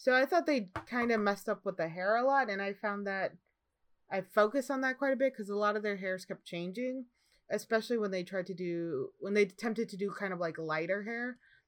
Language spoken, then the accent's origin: English; Midwest, United States; But growing up in the Midwest, I remember seeing ice and it doesn't look like that at all.